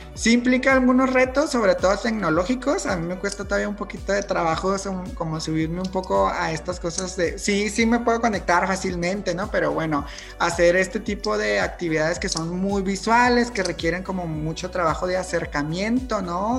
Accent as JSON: {"language": "Spanish", "country": "Mexico", "said": "soy mexicano y he crecido como, este, con esta asociación de la bandera mexicana"}